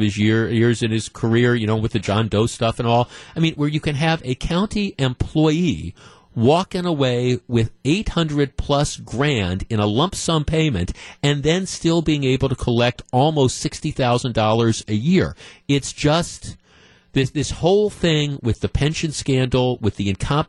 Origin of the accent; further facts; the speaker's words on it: Glendale, Wisconsin, United States; also born or lived in East Coast; I grew up in Glendale